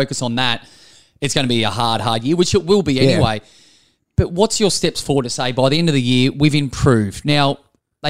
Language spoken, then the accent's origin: English; Bendigo, Victoria, Australia; I grew up in Bendigo